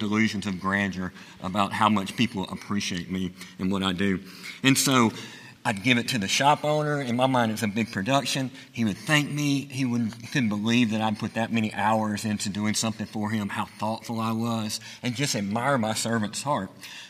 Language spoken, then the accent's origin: English; Chelsea, Alabama, United States; I am from Chelsea, Alabama